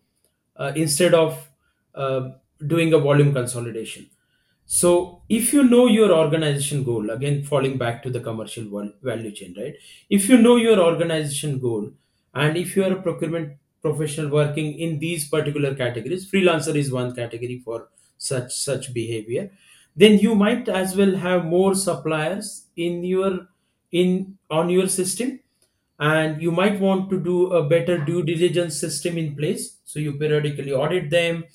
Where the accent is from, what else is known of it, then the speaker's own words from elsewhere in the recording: India; I'm from India.